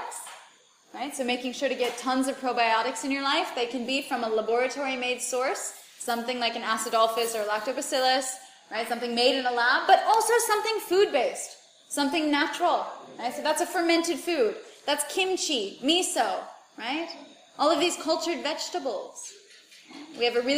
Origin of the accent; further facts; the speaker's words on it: United States; moved away as an adult; where I grew up in the United States